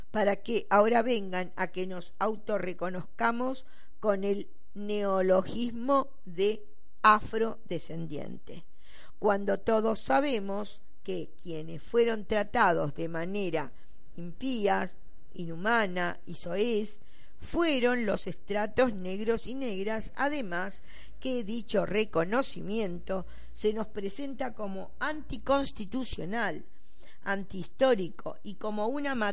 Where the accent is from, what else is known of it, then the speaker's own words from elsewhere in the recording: Venezuela; se minimizó y olvidó que somos venezolanos de piel negra